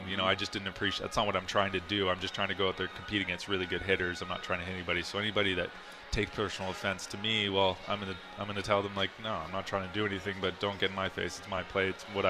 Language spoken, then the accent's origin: English; Philadelphia, Pennsylvania, United States; I think growing up in Philly or coming up with Philly was really interesting. And, you know, it is a rich baseball culture there as well.